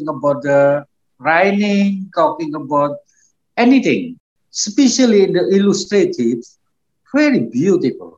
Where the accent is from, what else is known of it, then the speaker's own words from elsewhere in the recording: Java, Indonesia; moved away as an adult; also born or lived in Yogyakarta, Indonesia; now in Australia; I grew up in Jawa